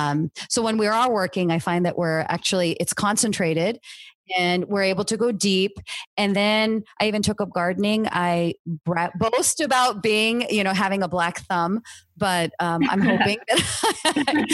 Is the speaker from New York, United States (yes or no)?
no; Cupertino, California, United States; I grew up in Cupertino, not far from the Stanford campus